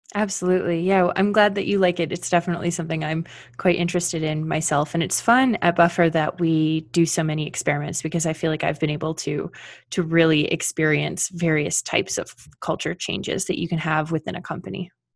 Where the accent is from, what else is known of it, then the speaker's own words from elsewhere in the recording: Canada; now in Colorado, United States; I am Canadian, living in Colorado